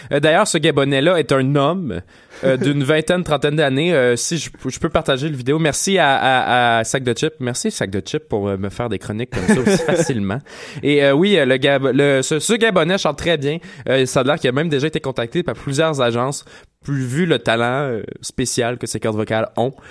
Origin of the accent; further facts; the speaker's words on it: Granby, Quebec, Canada; vu qu'on vient de Granby, on n'a pas beaucoup de contacts à Montréal.